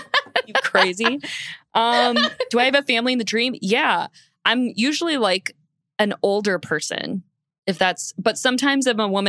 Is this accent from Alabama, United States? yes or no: no; Mississippi, United States; I grew up in Mississippi.